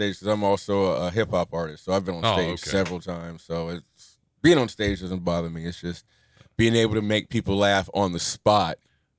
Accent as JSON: {"language": "English", "town": "Cincinnati", "region": "Ohio", "country": "United States", "said": "I'm actually from Cincinnati."}